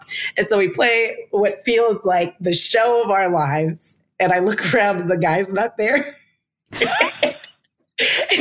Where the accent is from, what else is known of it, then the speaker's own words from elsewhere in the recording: Texas, United States; I'm coming from Texas in a city where I've been scammed my whole life on and off